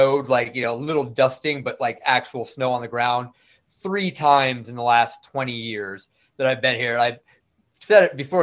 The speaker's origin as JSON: {"language": "English", "area": "Clinton County", "region": "upstate New York", "country": "United States", "tie": "born or raised there", "also_born_or_lived": "Fort Campbell, Kentucky / Colorado / Albany, New York", "moved": "as an adult", "lives_now": "Austin, United States", "said": "I grew up in upstate New York, basically Clinton County, right on the border of Quebec with Canada. I was there until I was about 18"}